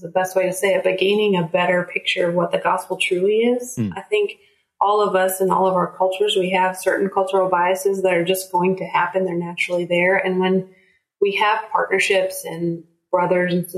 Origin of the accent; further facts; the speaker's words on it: United States; as Americans, we are American church ambassadors.